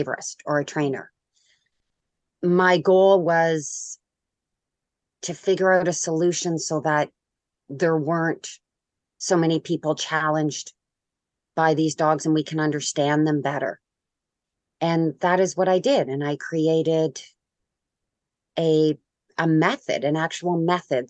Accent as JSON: {"language": "English", "country": "Canada", "said": "I'm Canadian"}